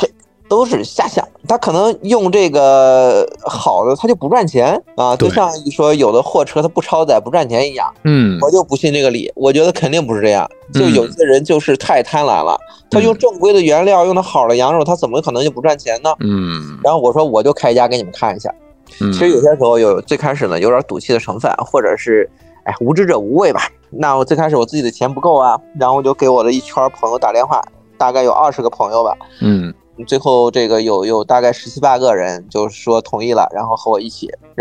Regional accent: Xuzhou, Jiangsu, China; now in Beijing, China; 因为我本身是徐州人嘛

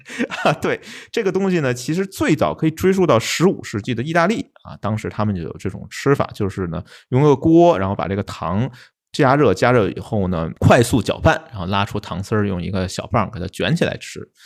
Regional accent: Beijing, China; 用我们北京话说拿勺蒯

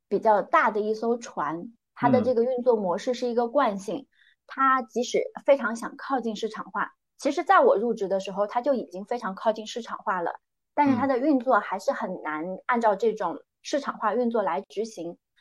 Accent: northern Jiangsu, China; moved away as an adult; also born or lived in Hong Kong; now in Shenzhen, China; 我出生在江苏苏北的一个小县城，一个非常普通的双职工家庭

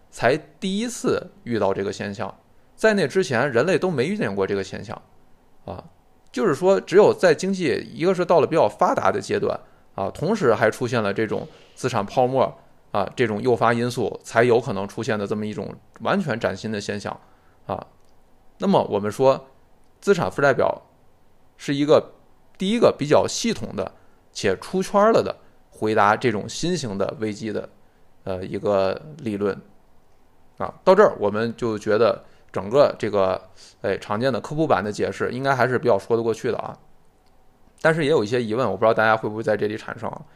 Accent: China; 我觉得跟大部分我们中国人的直觉也不太相符

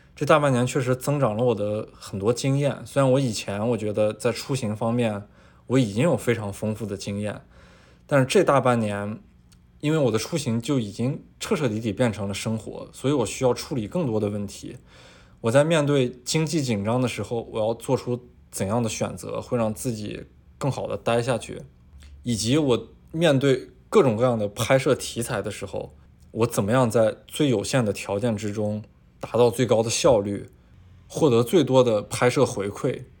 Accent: China; 我们很多作为中国人的心里的变化

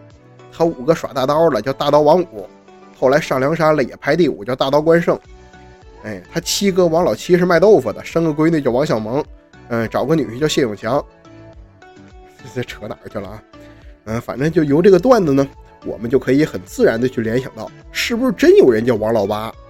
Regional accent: Northeast China, China; 在我们东北人的语境中

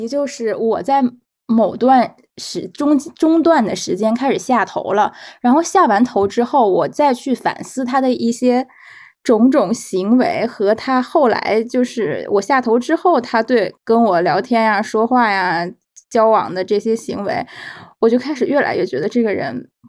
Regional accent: Beijing, China; 因为我们都是北京人嘛，然后我去年项目结束了之后又回北京待了一段时间

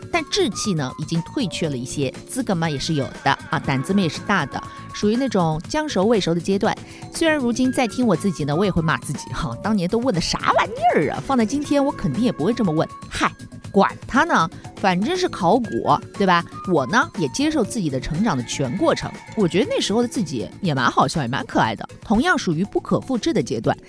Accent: Shanghai, China; 我们上海人说的那种“冷面话鸡”

